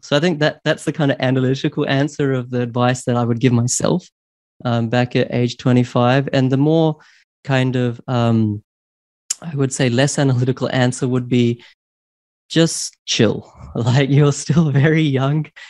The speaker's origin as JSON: {"language": "English", "country": "New Zealand", "tie": "born or raised there", "also_born_or_lived": "Queensland, Australia / Sydney, Australia / London, United Kingdom", "moved": "as an adult", "said": "I grew up in in New Zealand"}